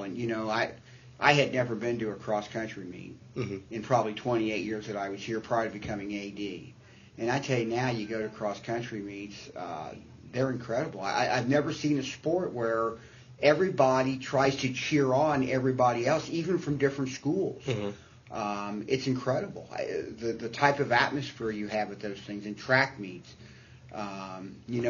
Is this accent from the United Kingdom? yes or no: no; Southern Indiana, United States; I'm a huge Cincinnati Reds fan because I grew up in Southern Indiana